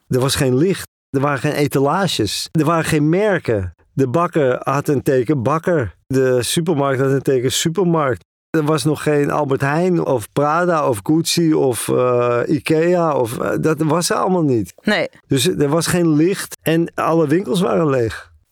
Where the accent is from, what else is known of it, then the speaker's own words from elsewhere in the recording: Netherlands; moved away as an adult; also born or lived in Northern Ireland / Amsterdam; now in Moscow, Russia; Ik kom uit Holland.